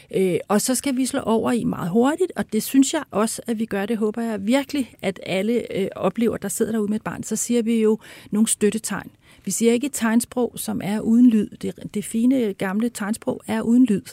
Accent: Denmark; som danskere jo, altså vi er ja. jo i forvejen, er vi virkelig mumlende

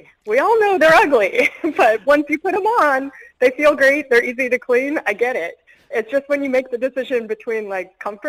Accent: Boulder, Colorado, United States; Well, I am from Boulder, Colorado in the United States, which is known for a few things

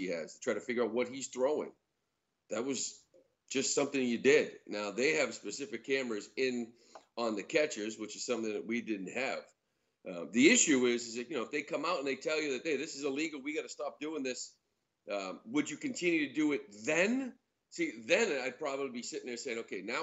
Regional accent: Boston, Massachusetts, United States; we're from Boston

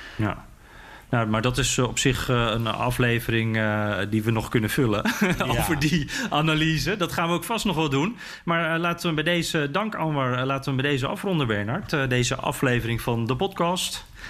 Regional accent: Netherlands; Dus ik zo, Nederland

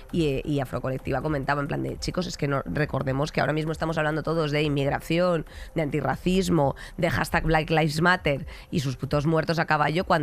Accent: Catalonia, Spain; oiga, yo no mm. tengo por qué estar explicando a cada sitio que voy que yo soy perfectamente catalana, ¿sabes a lo que me refiero?

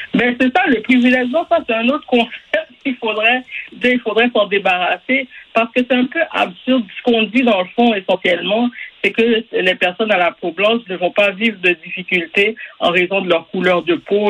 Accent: Quebec, Canada; On est tous des Québécois

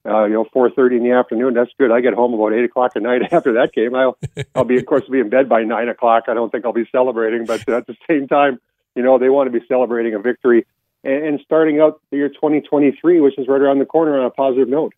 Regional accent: Canada; I'm still a Canadian, so of course you have to celebrate Boxing Day

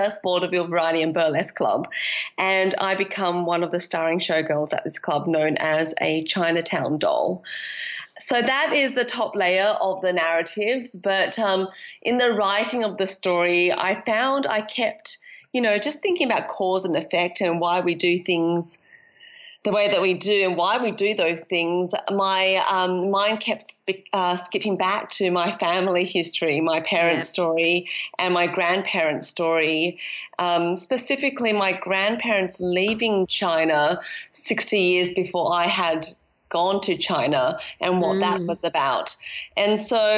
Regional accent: Australia; moved away as an adult; also born or lived in London / Shanghai; deciding to moved to London as a young adult after growing up in Australia

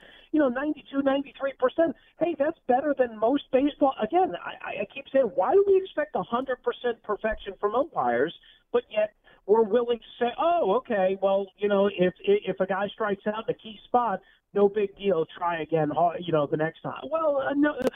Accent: New York, United States; I've been watching baseball growing up in New York for 40 years

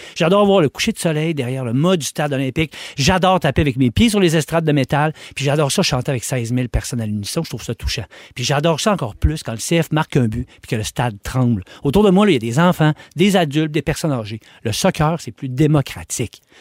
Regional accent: Quebec City, Quebec, Canada; je suis né à Québec en 1978

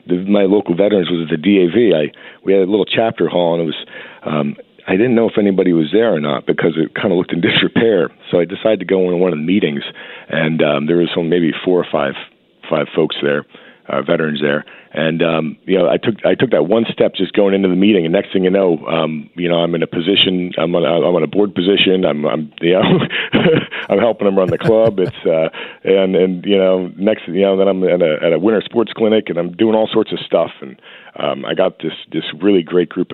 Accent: New Jersey, United States; also born or lived in Hamilton, New Jersey; I'm from South Jersey. We don't have too many hills. It's the Pine Barrens

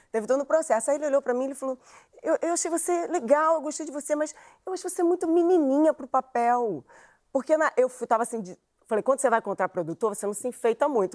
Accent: Rio de Janeiro, Brazil; eu sou do Lins de Vasconcelos. Eu ainda moro lá

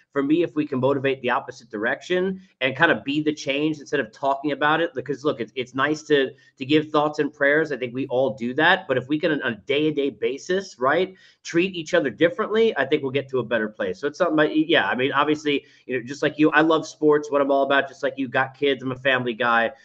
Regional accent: New York, United States; moved away as an adult; now in Atlanta, United States; growing up in New York, and I'm in Atlanta now for eight years

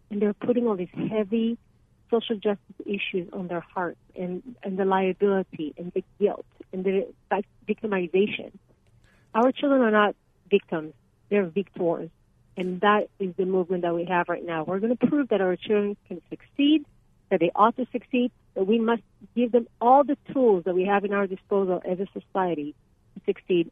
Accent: Israel; now in Arizona, United States; I'm from Israel

